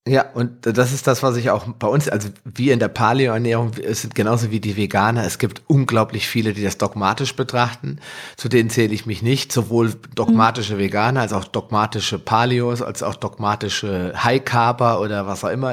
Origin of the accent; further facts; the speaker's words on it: Hesse, Germany; bei uns in Hessen